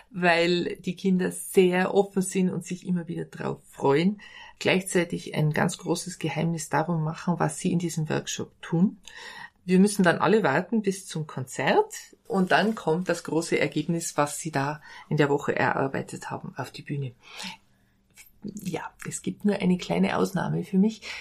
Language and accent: German; Bad Kohlgrub, Bavaria, Germany; Für mich ist das hier der ideale Ort. Ich bin hier im Dorf aufgewachsen. Ich liebe die Atmosphäre und die schöne Landschaft hier